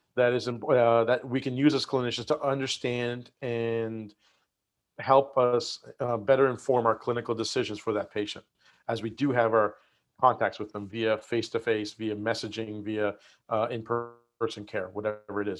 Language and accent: English; Nova Scotia, Canada; moved away as an adult; also born or lived in Michigan; now in San Diego, United States; grew up in Nova Scotia in Canada